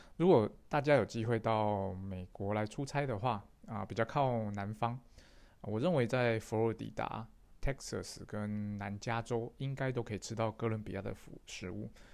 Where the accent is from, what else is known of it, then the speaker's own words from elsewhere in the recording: Taiwan; 我是台湾的